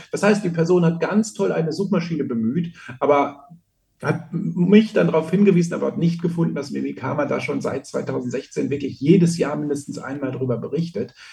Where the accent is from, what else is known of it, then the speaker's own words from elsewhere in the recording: Austria; bei uns in Österreich